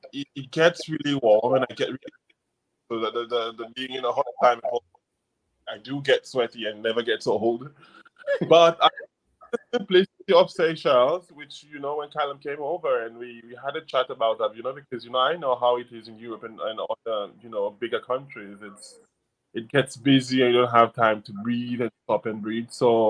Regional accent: United States; English is a second language; now in United Kingdom; because you know I'm from the States, everyone likes to smile and they are very friendly.

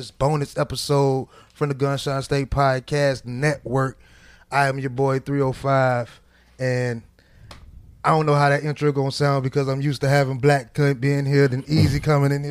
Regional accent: New Orleans, Louisiana, United States; I'm from New Orleans.

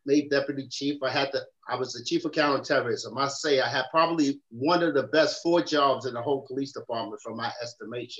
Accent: New York City, New York, United States; I come from the South Bronx, obviously. My mother had two sets of twins

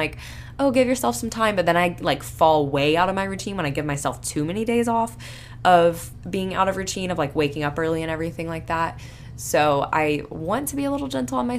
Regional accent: Panama City Beach, Florida, United States; I grew up in Panama City Beach

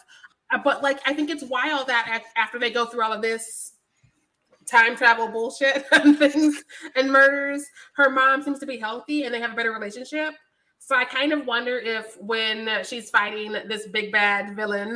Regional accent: Missouri, United States; I am from Missouri

